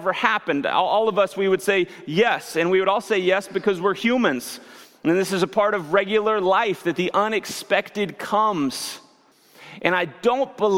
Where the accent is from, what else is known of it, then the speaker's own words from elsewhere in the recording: near Branson, Missouri, United States; I grew up near Branson, Missouri